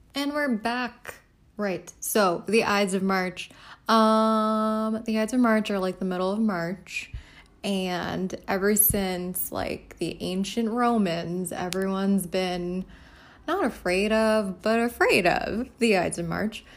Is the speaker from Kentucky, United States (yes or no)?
no; New York City, New York, United States; I'm from the Bronx